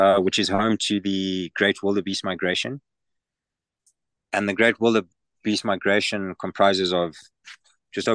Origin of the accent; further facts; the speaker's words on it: Zimbabwe; moved away as an adult; now in Tanzania; I am from Zimbabwe, born and raised